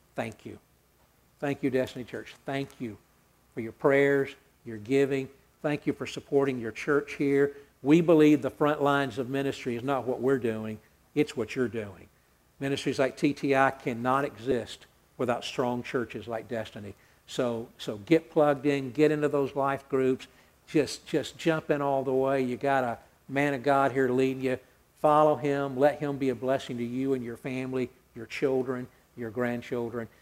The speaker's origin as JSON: {"language": "English", "town": "Atlanta", "region": "Georgia", "country": "United States", "tie": "born or raised there", "said": "I grew up hearing songs. I'm from Atlanta"}